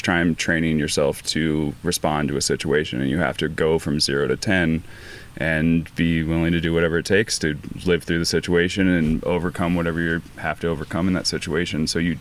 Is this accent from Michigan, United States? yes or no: no; Boulder, Colorado, United States; it's my hometown, I love it